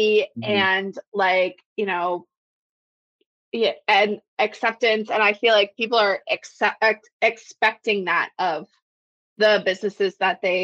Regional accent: Florida, United States; now in Chicago, United States; I'm from Florida

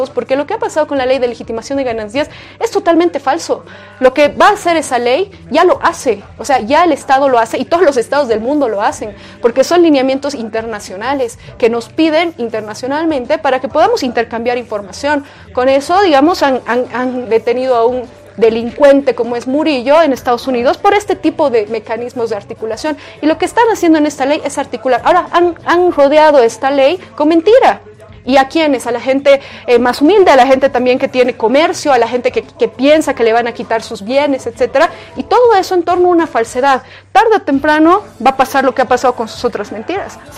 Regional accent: Bolivia; tenemos que tener como democracia, como pueblo boliviano, para cuidar nuestra, nuestra democracia que tanto nos ha costado

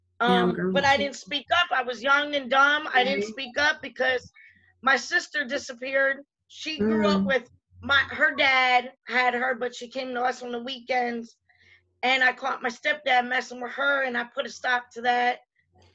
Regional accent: Reading, Pennsylvania, United States; moved away; right outside of Philly. It's called Reading, Pennsylvania

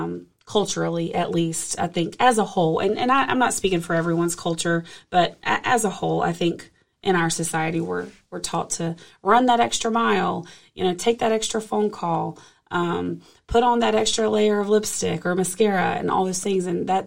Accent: Charlotte, North Carolina, United States; I was visiting my hometown, Charlotte, North Carolina, for the holidays after working remotely in New Orleans for a few months

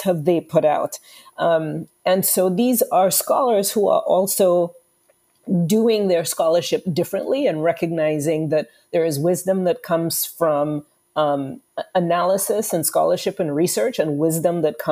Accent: Trinidad & Tobago; moved away; I'm originally from the Caribbean, from Trinidad and Tobago

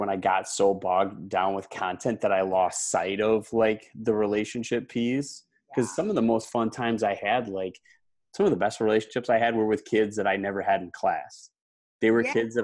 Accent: Wisconsin, United States; moved away as an adult; also born or lived in Houston; I grew up in Wisconsin

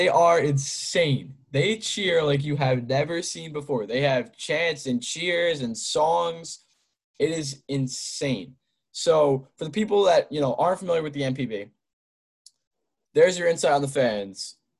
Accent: New Jersey, United States; You know, I'm from the Northeast, so I'm from Jersey, so I'm a Yanks fan.

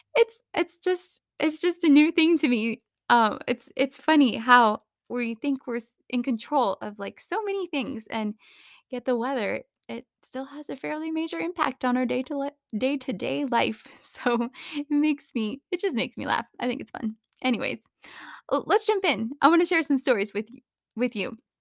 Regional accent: Phoenix, Arizona, United States; also born or lived in California; now in Reno, United States; I grew up in Phoenix, which is regularly in the triple digits for days on end

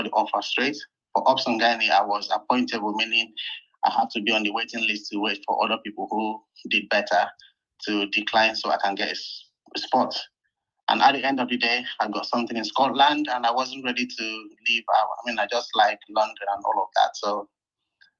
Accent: Port Harcourt, Rivers State, Nigeria; moved away as an adult; now in United Kingdom; I'm from Port Harcourt. I work here in the UK.

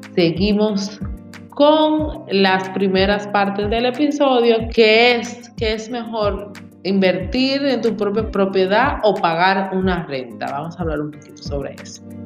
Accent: Santo Domingo, Distrito Nacional, Dominican Republic; moved away as an adult; now in Punta Cana, Dominican Republic; yo soy de Santo Domingo, criada en Santo Domingo

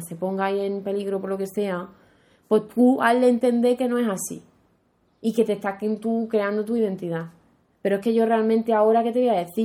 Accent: Andalusia, Spain; yo quiero vivir en Andalucía, porque Andalucía es mi tierra

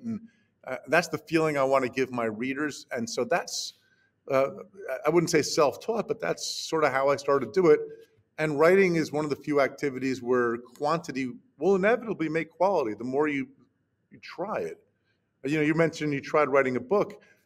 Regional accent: New Jersey, United States; my hometown in new jersey

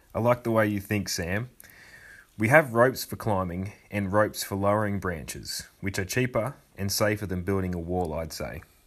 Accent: Wodonga, Victoria, Australia; my hometown of Wodonga

